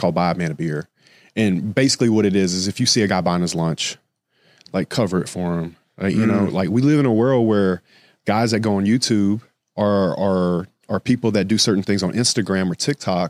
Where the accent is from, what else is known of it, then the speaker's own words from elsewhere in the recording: the South, United States; because I'm from the South and it's very be seen, not heard.